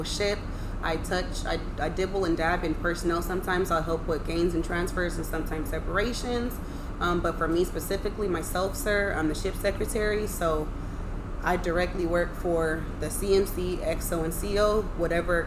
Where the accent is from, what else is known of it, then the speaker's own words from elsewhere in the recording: San Diego, California, United States; I am born and raised San Diego, California.